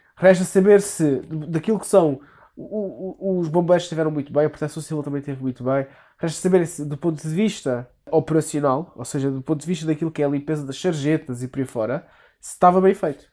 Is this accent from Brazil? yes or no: no; Vilamoura, Algarve, Portugal; Ou então fico em Vila Moura, que é de onde eu sou